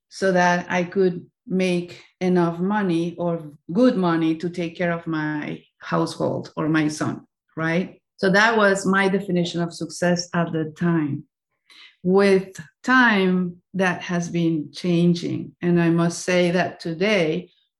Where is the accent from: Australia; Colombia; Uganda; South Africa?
Colombia; moved away as an adult; also born or lived in Spain; now in United States; I was born and raised in Colombia, and I have been living in the United States for the last 14 years or so.